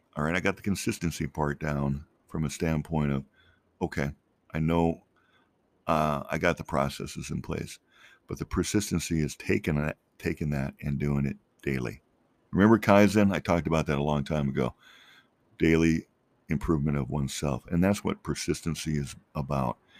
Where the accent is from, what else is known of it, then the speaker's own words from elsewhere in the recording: Minnesota, United States; moved away as an adult; also born or lived in Colorado; now in Phoenix, United States; I grew up in Minnesota, but basically I grew up there first grade through college